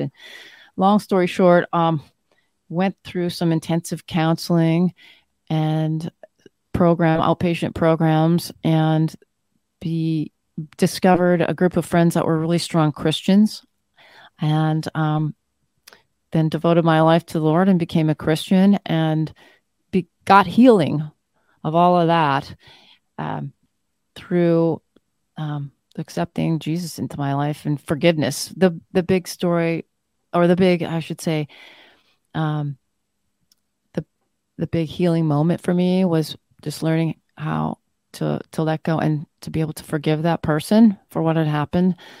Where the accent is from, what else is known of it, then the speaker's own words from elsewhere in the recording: Flin Flon, Manitoba, Canada; I was born in a place called Flin Flon in Manitoba, Canada. Um, so I'm Canadian born and raised